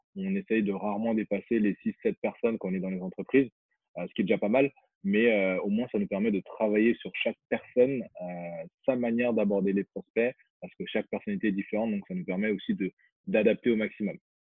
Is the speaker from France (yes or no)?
no; Guinea; moved away; je suis originaire de Guinée